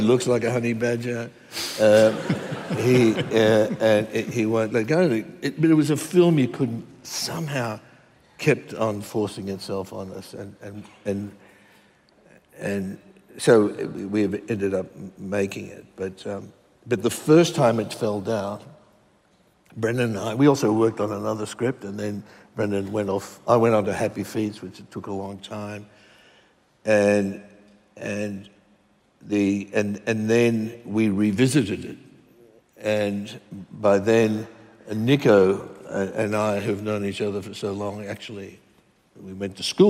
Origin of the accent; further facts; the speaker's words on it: Western Queensland, Australia; I was one of those kids growing up in Queensland where comics were illicit.